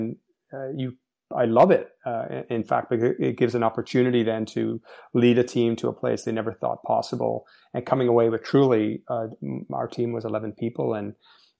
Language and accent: English; Montreal, Quebec, Canada; I grew up in Montreal, Quebec, Canada